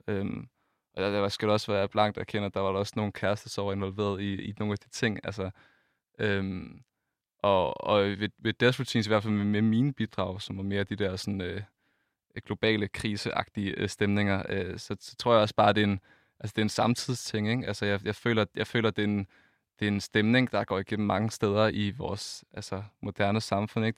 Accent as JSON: {"language": "Danish", "area": "Funen", "region": "Southern Denmark", "country": "Denmark", "said": "vi kommer fra Fyn"}